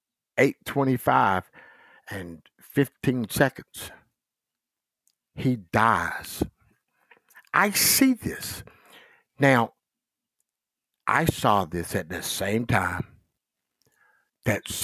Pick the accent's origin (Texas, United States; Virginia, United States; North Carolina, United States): North Carolina, United States; Goldsboro; also born or lived in Rapid City, South Dakota; now in Gettysburg, South Dakota, United States; I grew up in a little old town called Goldsboro, North Carolina